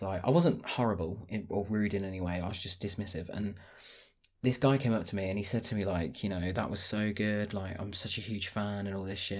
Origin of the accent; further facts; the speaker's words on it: Northampton, East Midlands, United Kingdom; moved away as an adult; now in Cambridgeshire, United Kingdom; I'm from Northampton originally